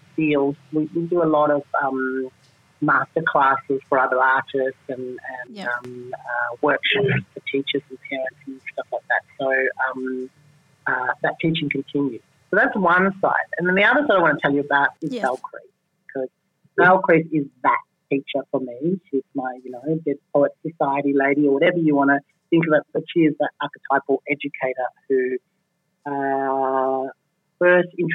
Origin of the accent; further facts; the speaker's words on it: Melbourne, Victoria, Australia; moved away; my hometown in Melbourne